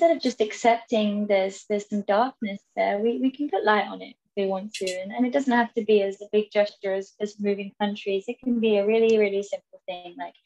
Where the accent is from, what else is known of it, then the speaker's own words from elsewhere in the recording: England, United Kingdom; moved away as an adult; I'm going back to England soon, and I haven't been back for a while